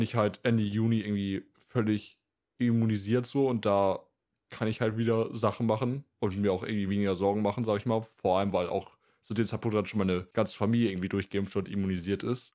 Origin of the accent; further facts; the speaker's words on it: Northern Germany, Germany; ich komme ja aus Norddeutschland